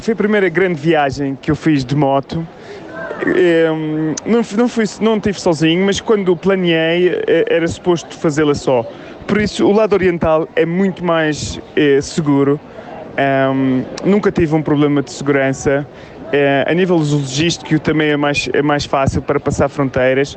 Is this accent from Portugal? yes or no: yes; Portugal; sou português